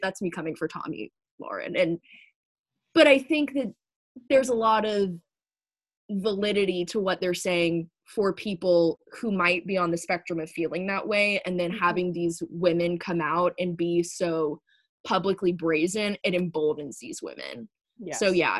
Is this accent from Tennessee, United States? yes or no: yes; Tennessee, United States; I'm from Tennessee